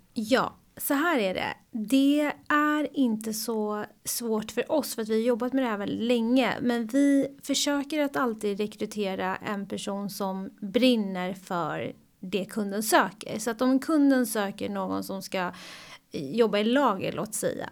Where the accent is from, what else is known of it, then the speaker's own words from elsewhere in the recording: Sweden; moved away; also born or lived in United States; här hemma i Sverige